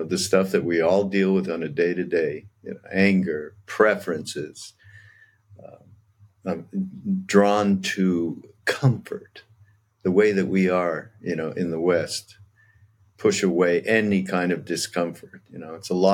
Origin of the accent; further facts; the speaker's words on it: Canada; I'm Canadian